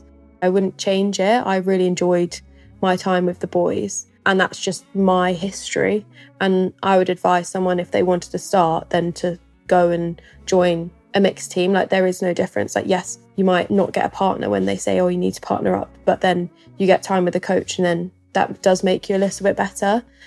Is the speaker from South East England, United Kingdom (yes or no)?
yes; West Sussex, South East England, United Kingdom; I grew up in West Sussex, a little village called Feltham, right by the sea, which I would definitely say is my happy place and I love going back to as much as I can.